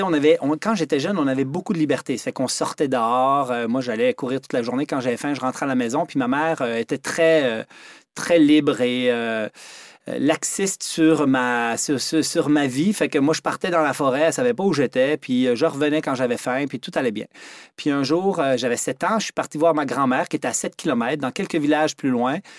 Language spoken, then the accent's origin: French; Quebec, Canada; born or raised there; also born or lived in Switzerland